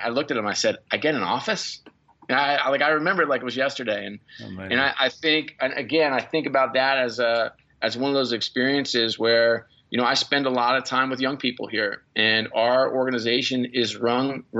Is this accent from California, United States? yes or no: no; New York, United States; I grew up in New York